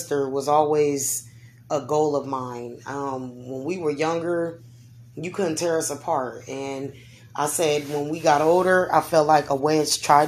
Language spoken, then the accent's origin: English; Omaha, Nebraska, United States; I see big dreams for here, us here in Omaha